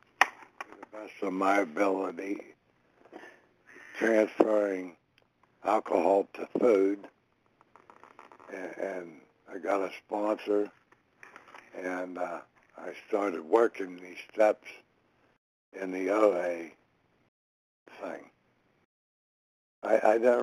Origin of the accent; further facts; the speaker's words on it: Connellsville, Pennsylvania, United States; I was born in Connellsville, Pennsylvania at a very young age, and had a normal childhood